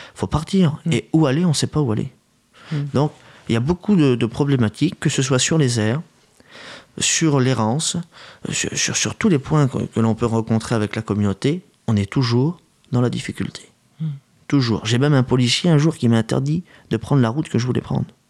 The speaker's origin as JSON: {"language": "French", "town": "Paris", "region": "Île-de-France", "country": "France", "said": "nous, on est parisiens. Moi, je suis un parisien"}